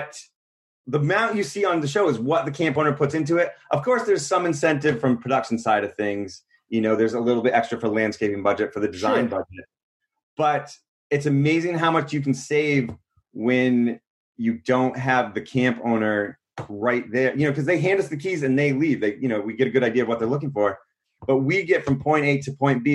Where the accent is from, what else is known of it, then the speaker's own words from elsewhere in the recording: Maine, United States; good buddies we've grown up with, all family and friends. We're all from Maine